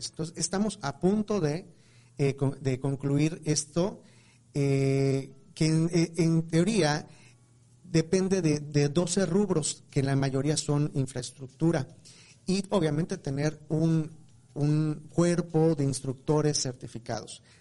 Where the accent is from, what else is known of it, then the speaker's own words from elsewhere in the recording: Mexico; hace mucho daño y nos hace daño a nosotros como mexicanos, ¿no?